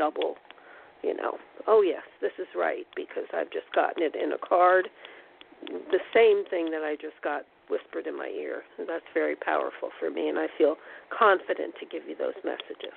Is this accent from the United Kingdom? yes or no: no; East Coast, United States; moved away; I'm originally from the East Coast